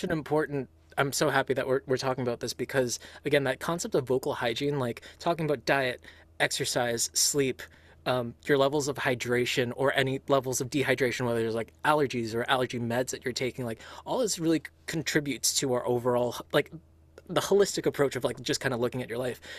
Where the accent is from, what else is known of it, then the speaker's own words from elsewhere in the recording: Philippines; I was raised Catholic um, because my my I'm Filipino in culture and upbringing